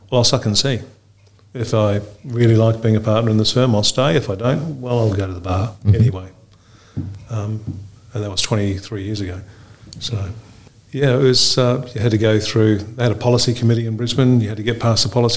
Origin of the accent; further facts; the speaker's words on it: Fiji; also born or lived in Auckland, New Zealand; now in Australia; I grew up originally in Fiji. Parents moved to Auckland, did the law degree in Auckland